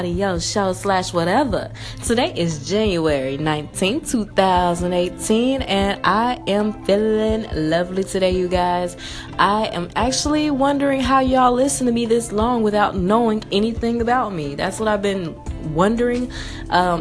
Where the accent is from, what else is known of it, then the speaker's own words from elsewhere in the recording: Memphis, Tennessee, United States; moved away as an adult; now in Atlanta, United States; I'm from Memphis, Tennessee, born and raised. I lived there from 0 to 20 years old